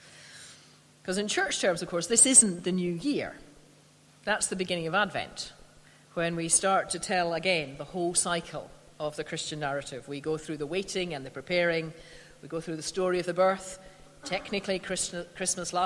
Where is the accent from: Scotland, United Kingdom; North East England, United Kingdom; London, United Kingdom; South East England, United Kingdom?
Scotland, United Kingdom; I'm a Scot